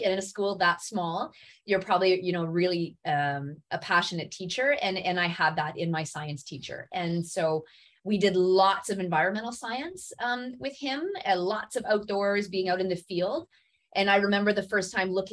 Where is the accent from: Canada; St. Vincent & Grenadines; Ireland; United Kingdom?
Canada; Smooth Rock Falls, Ontario; now in Sudbury, Canada; I grew up north of Timmins in a tiny little town called Smooth Rock Falls